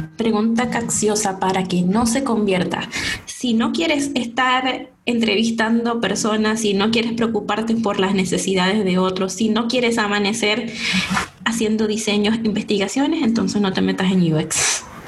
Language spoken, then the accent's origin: Spanish; San Francisco, Zulia, Venezuela; moved away as an adult; now in Santiago, Chile; soy venezolana, todos creen que soy chilena, muchos me han dicho, hey, eres chilena, yo no, no soy chilena, soy venezolana, soy de Maracaibo, específicamente de San Francisco en Zulia.